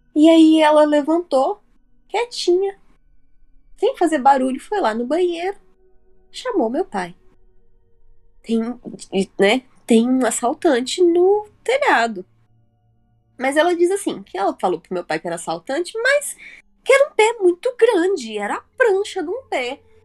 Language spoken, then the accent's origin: Portuguese; Varginha, Minas Gerais, Brazil; moved away as an adult; eu e o Felipe somos de Varginha